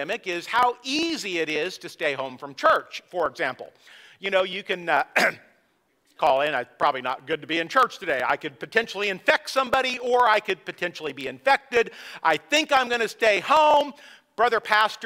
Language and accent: English; San Luis Obispo, California, United States; I grew up in California near San Luis Obispo, and it was by the coast